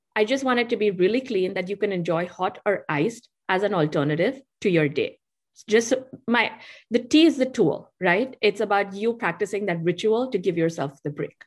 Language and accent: English; Mumbai, Maharashtra, India; accent: Indian; moved away; I grew up in Bombay, which is a very busy city.